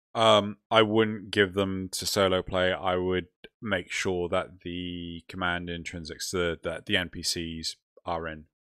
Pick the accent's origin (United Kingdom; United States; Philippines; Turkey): United Kingdom; We're also British